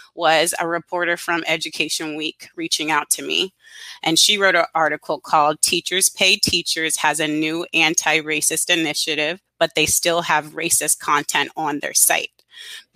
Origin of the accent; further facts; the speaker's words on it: Charleston, South Carolina, United States; I'm originally from Charleston, South Carolina. And as a child, I had the opportunity to participate with Wings for Girls